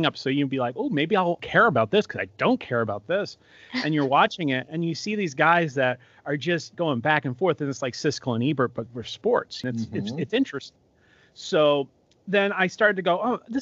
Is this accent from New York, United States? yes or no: yes; Long Island, New York, United States; also born or lived in Dayton, Ohio / Saratoga Springs, New York; I was born in New York City, lived on Long Island for most of my life